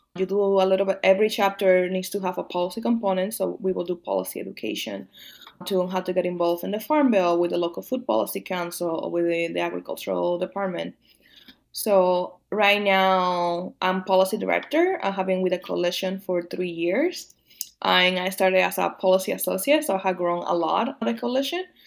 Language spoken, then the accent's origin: English; Dominican Republic; moved away; also born or lived in Rhode Island / Midwest; I'm not just Dominican, also an immigrant